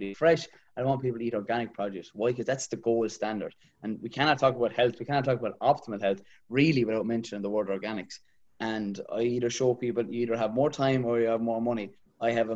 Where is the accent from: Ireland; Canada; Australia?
Ireland; Kilmeaden, Munster; I'm from Kilmeaden originally, not too far from the cheese factory. Yeah, about 15 minutes from the city there.